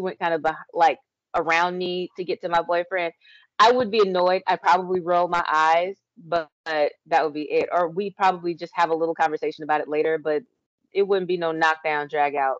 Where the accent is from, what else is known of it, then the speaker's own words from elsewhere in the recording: Texas, United States; I'm from Texas